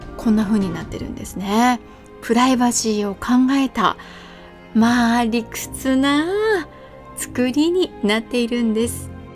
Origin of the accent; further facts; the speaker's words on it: Kanazawa, Ishikawa, Japan; 私は生まれも育ちも金沢ですが